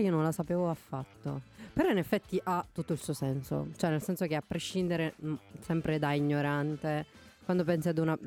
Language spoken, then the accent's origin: Italian; Campania, Italy; now in Parma, Italy; da campana